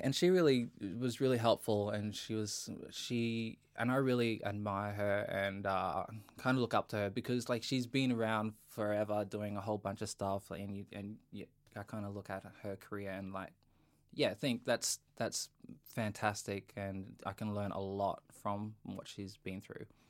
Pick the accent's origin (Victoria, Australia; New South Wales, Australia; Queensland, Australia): Queensland, Australia; Bowen; moved away; I grew up in a small town in North Queensland called Bowen. Um, and I spent my childhood there.